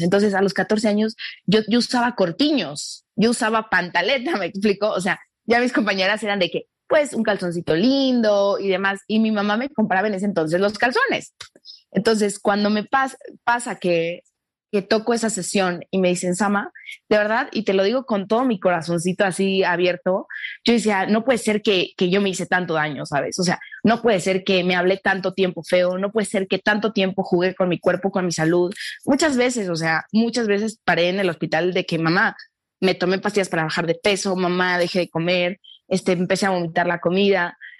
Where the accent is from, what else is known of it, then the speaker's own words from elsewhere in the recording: Mexico; nosotros en, en, en México adoramos a las rubias altas